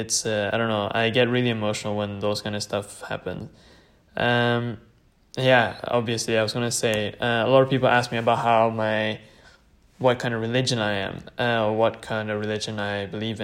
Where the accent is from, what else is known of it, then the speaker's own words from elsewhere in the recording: Bergen, Vestland, Norway; first language Tamil; English is a second language; also born or lived in Sri Lanka (ancestry); now in United Kingdom; born and raised in Norway, and everything, and my mother tongue, which is Tamil